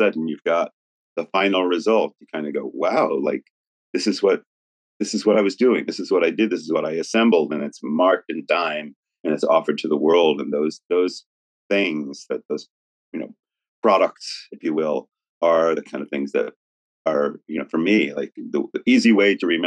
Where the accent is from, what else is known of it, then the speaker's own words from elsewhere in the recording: New York City, New York, United States; New York is my hometown